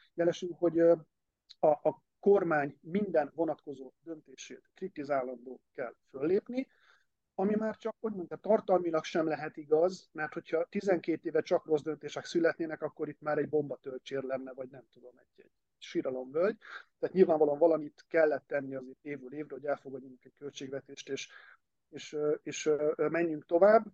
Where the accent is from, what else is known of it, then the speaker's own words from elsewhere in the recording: Hungary; egy más korosztály vagyok, meg vidéki